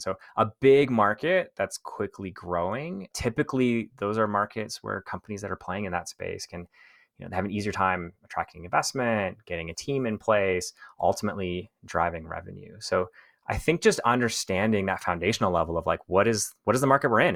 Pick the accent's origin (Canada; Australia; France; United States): Canada; also born or lived in Thailand; I'm Canadian